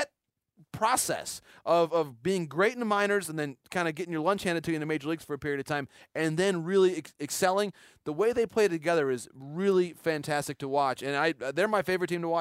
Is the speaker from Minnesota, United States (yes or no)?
no; Ann Arbor, Michigan, United States; a young baseball fan growing up in Michigan